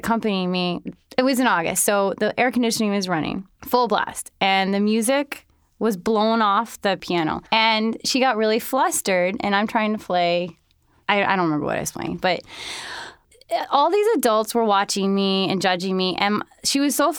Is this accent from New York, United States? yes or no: yes; New York City, New York, United States; also born or lived in Holland, Michigan / Arizona / Colorado; I was born in Holland, Michigan, and I lived there until I was about 2.5 or 3, and then I moved around a bit. I moved to Arizona and then Colorado, and then I moved to New York City finally when I was 9.